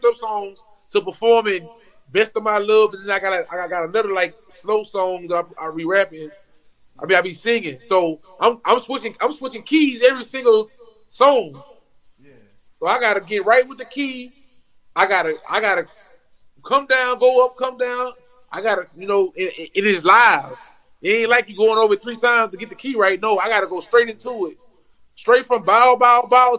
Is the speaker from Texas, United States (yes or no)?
no; Baton Rouge, Louisiana, United States; I'm from Baton Rouge, so we like an hour away.